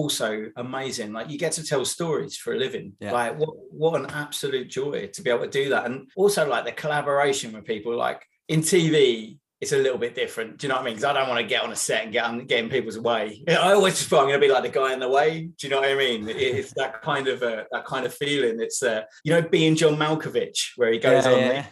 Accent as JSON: {"language": "English", "area": "near Basildon, Essex", "region": "East of England", "country": "United Kingdom", "tie": "born or raised there", "also_born_or_lived": "London", "moved": "yes", "said": "I grew up near Basildon in Essex"}